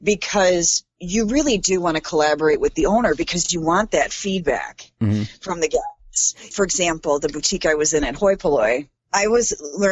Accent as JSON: {"language": "English", "town": "Chicago", "region": "Illinois", "country": "United States", "moved": "as an adult", "lives_now": "Madison, United States", "said": "I'm from Chicago. I moved to the Madison area in 2010"}